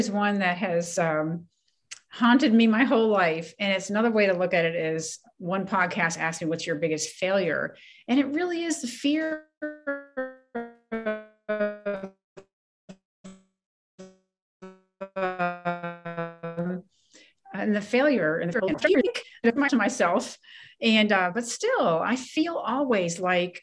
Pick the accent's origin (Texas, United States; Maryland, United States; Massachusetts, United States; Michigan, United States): Maryland, United States; Ellicott City; also born or lived in Takoma Park, Maryland; I was born and raised in Ellicott City, Maryland, which is inland